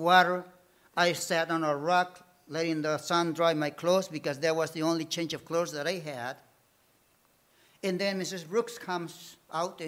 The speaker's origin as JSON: {"language": "English", "country": "Bolivia", "also_born_or_lived": "Detroit, United States", "second_language": "English", "moved": "yes"}